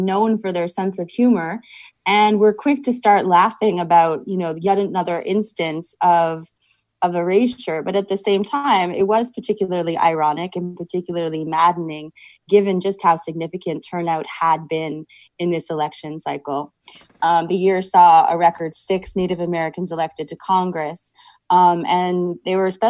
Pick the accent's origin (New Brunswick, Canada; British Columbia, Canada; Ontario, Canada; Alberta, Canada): Ontario, Canada; Toronto; moved away; I grew up in Toronto